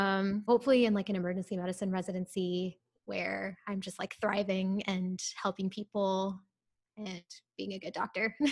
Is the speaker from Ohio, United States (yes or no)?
yes; Ohio, United States; moved away as an adult; also born or lived in India / Waco, Texas; now in Houston, United States; I'm actually originally from Ohio, so my family lives there